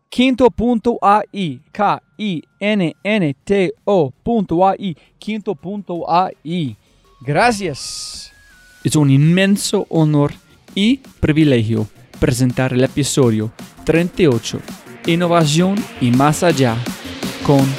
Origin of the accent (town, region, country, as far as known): Chile